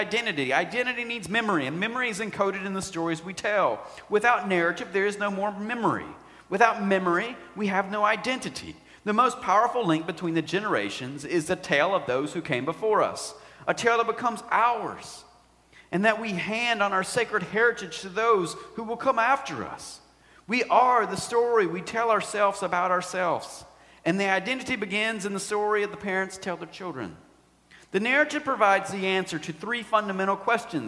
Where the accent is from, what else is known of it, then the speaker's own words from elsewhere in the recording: United States; we are Americans.